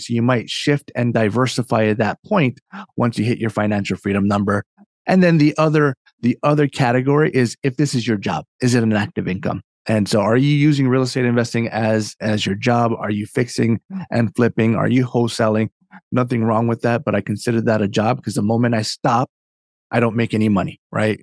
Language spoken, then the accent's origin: English; Hawaii, United States; now in Northern Virginia, United States; I'm from Hawaii originally, and so my, my story, uh, kinda origin starts there. I grew up in a very, um, entrepreneurial family.